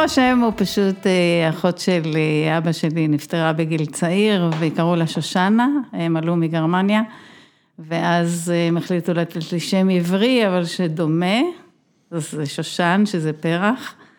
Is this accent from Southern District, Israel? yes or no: yes; Be'eri, Southern District, Israel; אני נולדתי בבארי, ההורים שלי מהמייסדים, בת המקום, חברה בבארי.